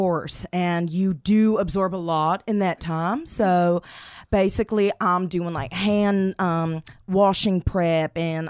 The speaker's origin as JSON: {"language": "English", "town": "Okoboji", "region": "Iowa", "country": "United States", "said": "Secondly, I'm from Okoboji, Iowa, home of the rib. And I guess it's just kind of like where I learned to love meat, and I worked on farm as a little girl."}